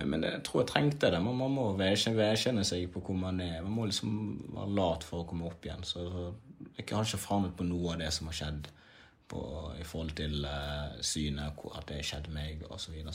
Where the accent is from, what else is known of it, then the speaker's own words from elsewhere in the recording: DR Congo; now in Norway; Jeg kom fra et liv der hvor jeg kom fra krig, nær døden. Jeg kom fra å bo i flyktningsland mange år til å komme til Norge.